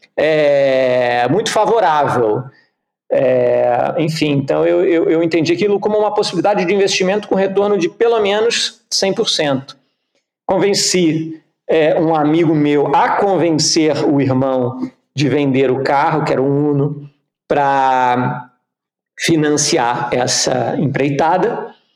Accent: Rio de Janeiro, Brazil; moved away; also born or lived in Geneva / Curitiba; Eu sou carioca, eu cresci no Rio de Janeiro

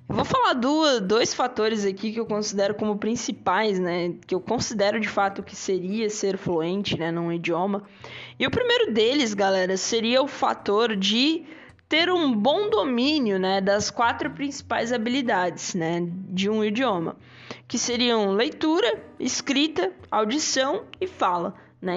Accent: Brazil; first language Portuguese; Nós aí que somos brasileiros, falamos português

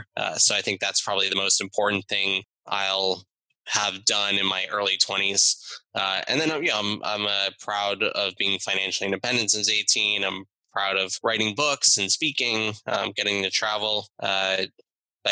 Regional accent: South Florida, United States; I was Miami Heat fan growing up in South Florida.

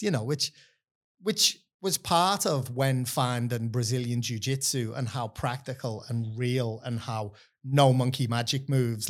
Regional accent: Liverpool, North West England, United Kingdom; moved away as an adult; now in Australia; grew up in Liverpool in a time when you, you know, like, there was no, there wasn't much work going on

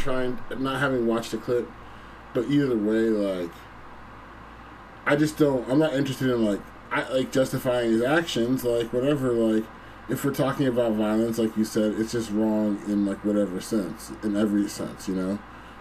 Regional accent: East Coast, United States; I'm from the East Ass Coast, bruh. I'm from the East Ass Coast

